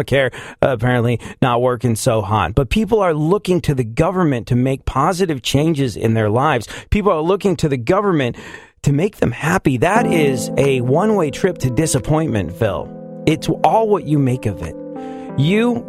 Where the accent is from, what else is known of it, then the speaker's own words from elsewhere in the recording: England, United Kingdom; now in United States; I definitely grew up in England